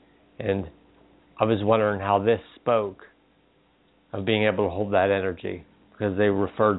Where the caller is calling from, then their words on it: Pennsylvania, United States; Hello, this is … from Pennsylvania.